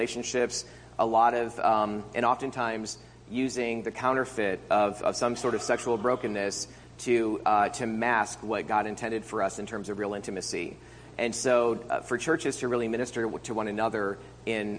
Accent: upstate New York, United States; moved away as an adult; also born or lived in Chicago / Houston / Arizona; I left upstate New York and swore I'd never go back there again

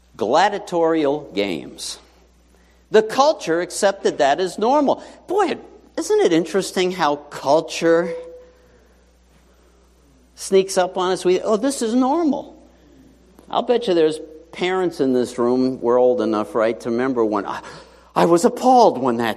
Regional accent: New York City, New York, United States; I grew up in New York City, PS 79 in Whitestone, best school ever

